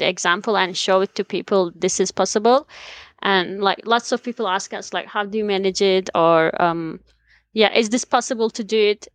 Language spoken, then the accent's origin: English; Black Sea region, Trabzon, Turkey; moved away as an adult; now in New Zealand; I'm from Turkey. I was born in the mountains of Black Sea region